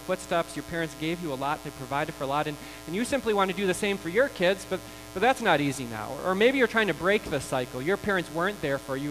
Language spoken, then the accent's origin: English; United States; We are American